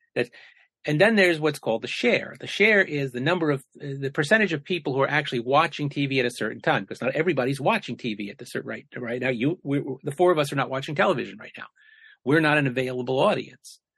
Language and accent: English; the New York area, United States; I grew up in the New York area